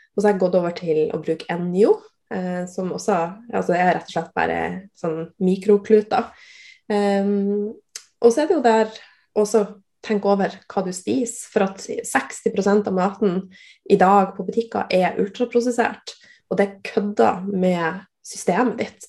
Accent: Northern Norway, Norway; jeg er nordlending

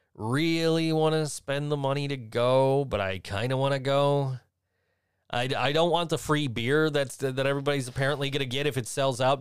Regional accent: Western New York, United States; also born or lived in Virginia; I'm from Western New York

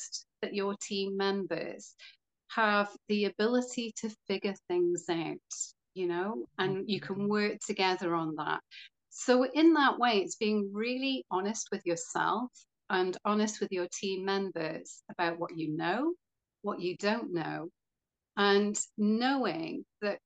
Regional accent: Wales, United Kingdom; also born or lived in Florida / Greece; I'm from Wales

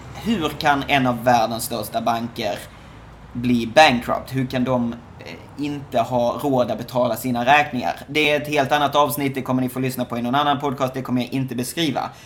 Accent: Skåne, Sweden; now in Shanghai, China; Det är vissa som inte förstår vad mitt efternamn är för någonting, för jag kommer från Skåne

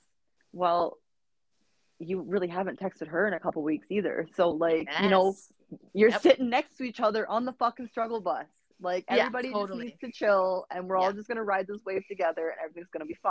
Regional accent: Canada; being Canadian

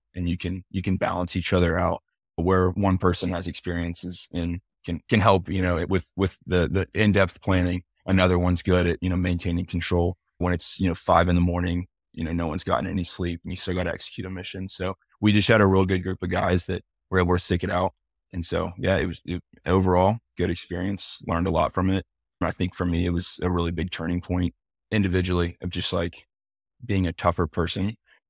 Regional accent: Nashville, Tennessee, United States; I'm from Nashville too.

